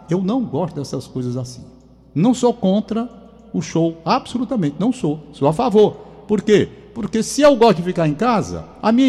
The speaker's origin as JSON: {"language": "Portuguese", "town": "Fortaleza", "region": "Ceará", "country": "Brazil", "said": "Eu estou dizendo o meu olhar, como cearense, como fortalezense."}